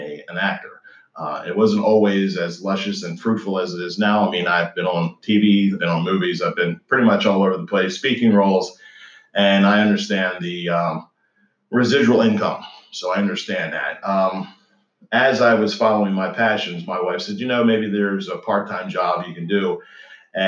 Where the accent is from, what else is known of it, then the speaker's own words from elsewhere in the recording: Maryland, United States; Was born and raised in Maryland.